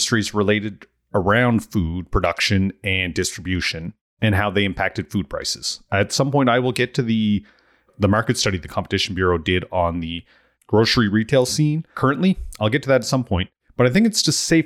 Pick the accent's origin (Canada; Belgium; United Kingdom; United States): Canada; Amherst, Nova Scotia; moved away as an adult; When I moved back to Amherst, Nova Scotia after 15 years away